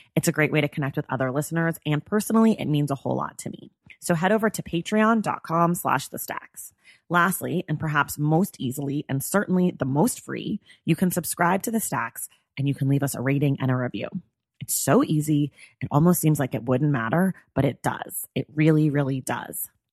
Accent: Oakland, California, United States; I'm also from the Bay Area, and I also grew up as a dancer.

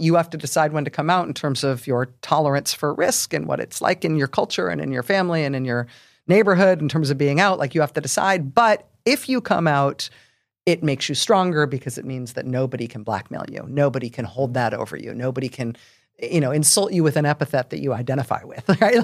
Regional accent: San Francisco Bay Area, California, United States; I grew up in the San Francisco Bay Area

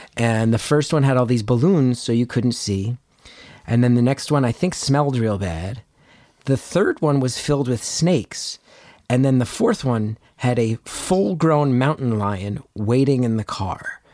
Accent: New Jersey, United States; I grew up in North Jersey

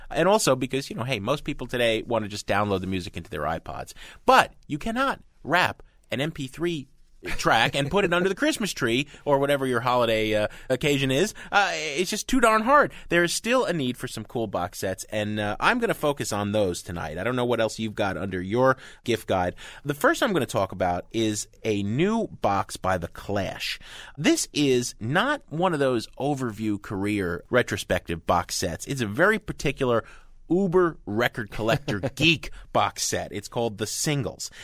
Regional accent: United States; I'm an American, not a Brit

